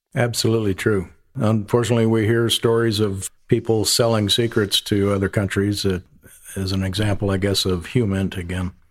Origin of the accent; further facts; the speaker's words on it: upper Midwest, United States; moved away as an adult; also born or lived in Central Florida; now in North Charleston, United States; I'm from the upper Midwest, uh, big farm family. Left there about as quickly as I could, joined the Air Force